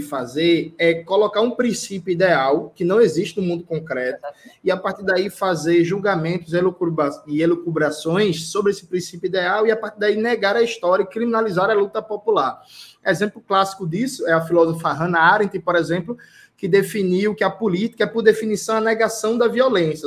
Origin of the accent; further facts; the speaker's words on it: Brazil; como um bom brasileiro que sou